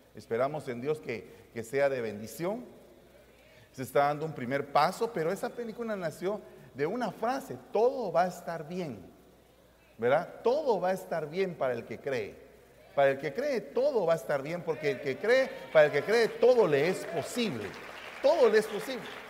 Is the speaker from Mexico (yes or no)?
no; Guatemala; vengo de Guatemala